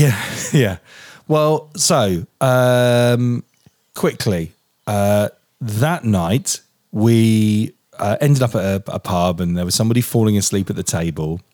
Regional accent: England, United Kingdom

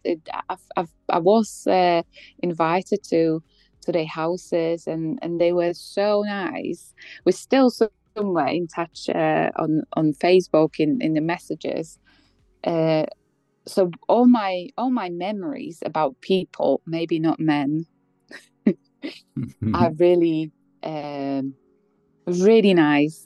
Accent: Poland; English is a second language; moved away as an adult; also born or lived in Bratislava, Slovakia; now in United Kingdom; I'm from Poland.

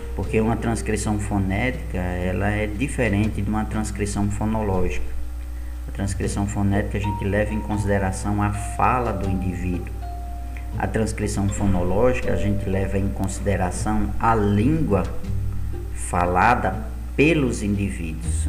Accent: Brazil; enquanto brasileiros

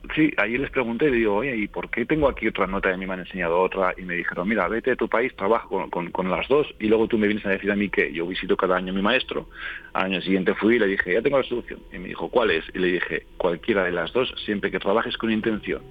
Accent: Calatayud, Aragon, Spain; moved away; also born or lived in Madrid / Sitges; ahora estoy en mi tierra natal, que es Calatayud, en Aragón

